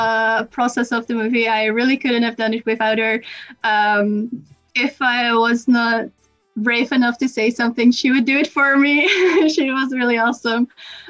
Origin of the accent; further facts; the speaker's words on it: Netherlands; I'm from the Netherlands.